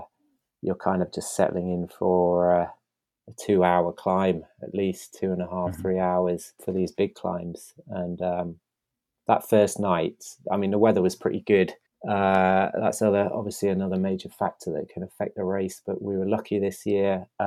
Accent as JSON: {"language": "English", "region": "East Midlands", "country": "United Kingdom", "said": "I haven't even hit a mountain yet, and I'm coming from Lincolnshire. I should also be used to flatlands"}